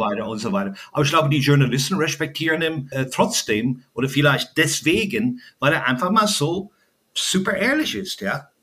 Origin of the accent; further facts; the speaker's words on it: Ireland; German is a second language; now in Germany; als Kind in Irland bin ich ja groß geworden